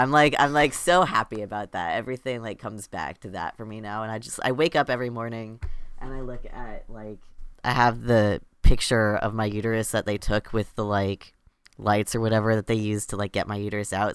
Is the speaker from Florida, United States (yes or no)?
yes; Florida, United States; I grew up in Florida and, you know, in the U S